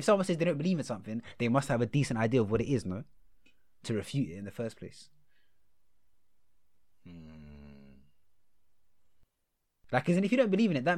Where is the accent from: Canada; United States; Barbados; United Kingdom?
United Kingdom; London; I'm from Roehampton